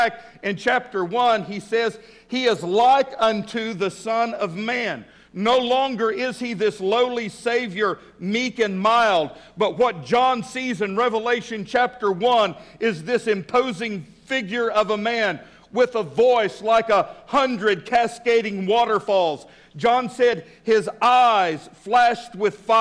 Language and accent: English; West Texas, United States; now in Fort Smith, United States; I was raised in West Texas